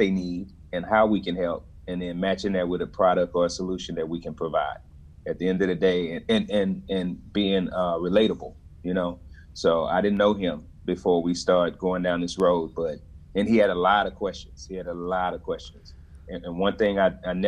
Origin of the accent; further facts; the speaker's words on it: Dallas, Texas, United States; I'm from Dallas originally